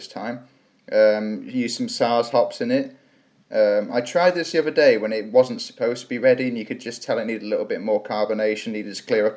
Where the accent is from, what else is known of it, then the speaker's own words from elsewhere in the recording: Shrewsbury, West Midlands, United Kingdom; also born or lived in Manchester; I was born in, born and raised in Shrewsbury